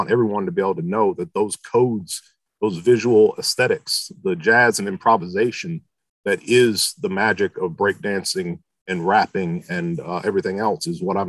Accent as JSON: {"language": "English", "town": "Philadelphia", "region": "Pennsylvania", "country": "United States", "tie": "born or raised there", "also_born_or_lived": "Michigan", "said": "But I'm originally from Michigan, but I've lived in lots of different places. And I grew up in junior high and high school in the Philadelphia area"}